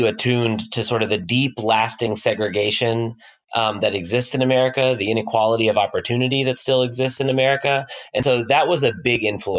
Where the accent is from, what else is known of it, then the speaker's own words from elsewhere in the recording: Midwest and South, United States; No, actually, I grew up all over the Midwest and South. My dad is in oil and gas, and so we moved from Kansas to Oklahoma to Louisiana to Texas.